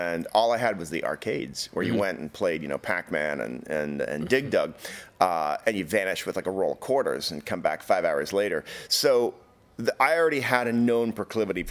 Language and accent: English; Canada; I grew up in Canada